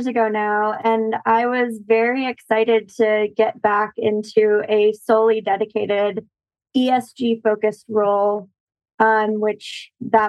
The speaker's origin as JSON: {"language": "English", "town": "St. Louis", "region": "Missouri", "country": "United States", "tie": "born or raised there", "moved": "yes", "said": "I grew up partially in St. Louis, and we had a weeping willow in our backyard"}